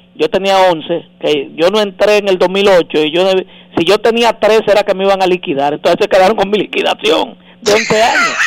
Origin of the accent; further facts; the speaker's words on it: Santo Domingo, Distrito Nacional, Dominican Republic; Yo nací en Villajuana